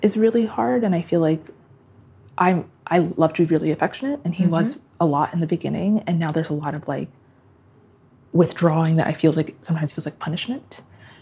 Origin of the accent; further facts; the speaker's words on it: Nigeria; now in United States; I would actually say I am more Nigerian